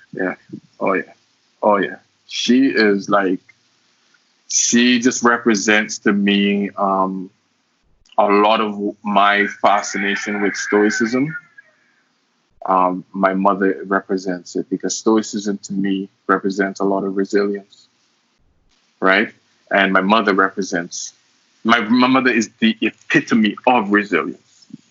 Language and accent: English; St. Lucia; moved away; also born or lived in Cayman Islands; I was born in St. Lucia, um, that's where I grew up